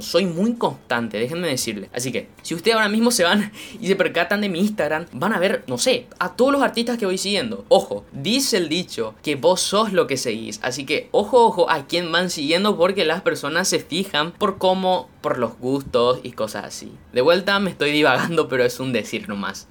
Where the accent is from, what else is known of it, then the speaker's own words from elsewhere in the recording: Paraguay; yo soy un paraguayo, orgullosamente de sangre guaraní, acá en el corazón de América Latina. En mi país